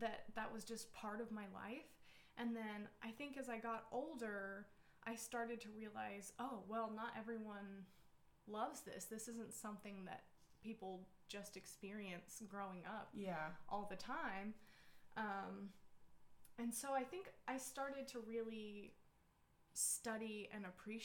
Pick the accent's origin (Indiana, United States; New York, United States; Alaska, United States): Alaska, United States; also born or lived in Utah / Kodiak, Alaska / Kenai, Alaska; now in Fairbanks, United States; So I was originally born in Utah, but I grew up mostly in Alaska